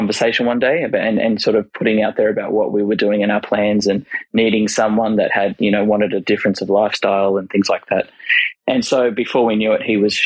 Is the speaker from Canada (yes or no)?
no; Sydney, New South Wales, Australia; moved away as an adult; now in Queensland, Australia; both Sarah and I grew up in Sydney, love Sydney